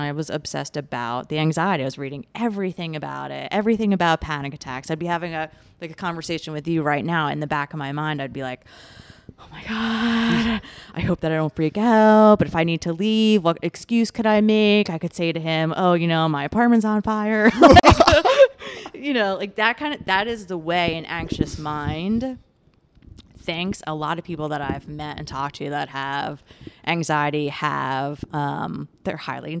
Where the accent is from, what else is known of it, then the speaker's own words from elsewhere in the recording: New York, United States; I grew up on Long Island.